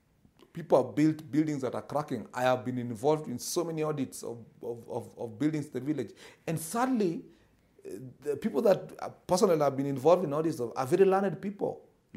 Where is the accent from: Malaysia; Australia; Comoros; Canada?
Comoros; Moroni, Grande Comore; I come from Moroni, and you know, in my area for a long time, I used to wonder why all buildings were cracking.